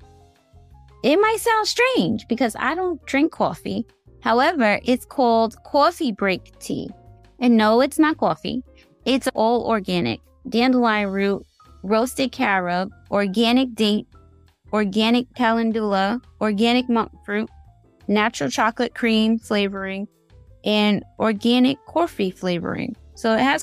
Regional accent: New York City, New York, United States; born or raised there

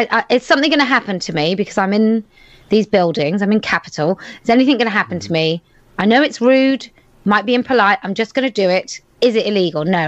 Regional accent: United Kingdom; I was there as a Brit

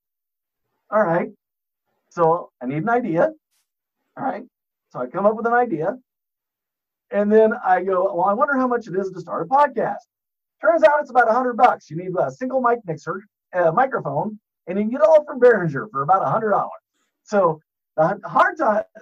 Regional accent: Cuba, United States; moved away; I'm from a small town called Cuba

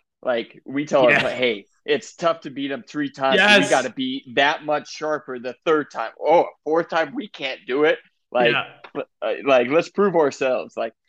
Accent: Wyoming, United States; also born or lived in Gainesville, Florida / Weber State (Utah); now in Boise, United States; I grew up in Wyoming

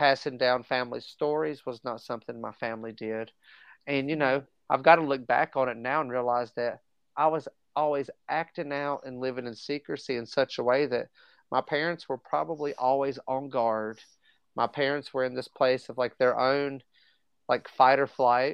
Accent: Southwest Virginia, United States; came back home to Southwest Virginia.

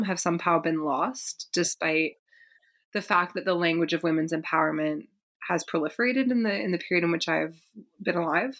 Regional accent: Berkeley, California, United States; I grew up in Berkeley, California

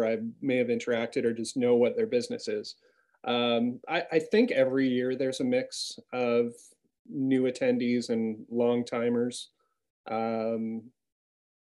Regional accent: Canada

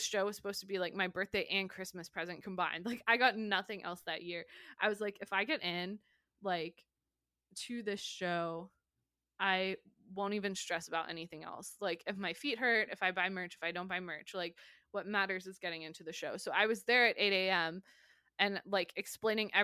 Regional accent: United States; being American

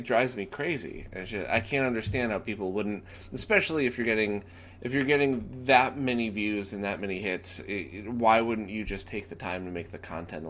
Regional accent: Bridgeport, Connecticut, United States; moved away; I grew up right off of Wood Ave in Bridgeport.

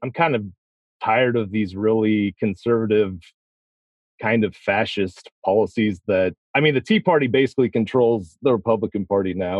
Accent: Missouri, United States; I am a lifelong Missourian, so I've lived in my, in Missouri my entire life.

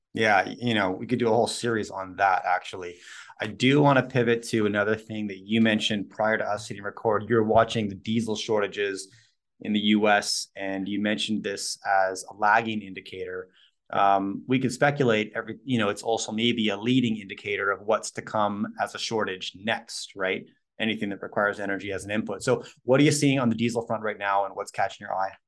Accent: Canada; My wife's American, I'm Canadian

